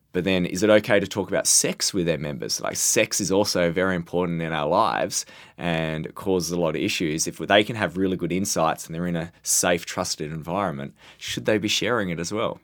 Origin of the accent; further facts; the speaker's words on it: Australia; as the Australian representative